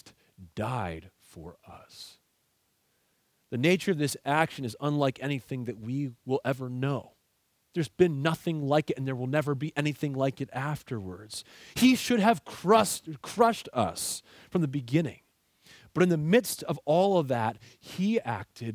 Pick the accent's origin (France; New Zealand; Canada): Canada; Aylmer, Ontario; I grew up in Aylmer, Ontario, in Canada